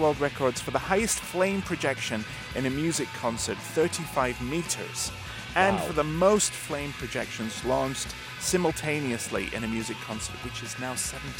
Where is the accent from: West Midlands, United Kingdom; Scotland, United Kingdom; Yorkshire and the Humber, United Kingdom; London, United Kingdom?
Yorkshire and the Humber, United Kingdom; Leeds; now in Gwangju, South Korea; They're from my hometown, Leeds, England.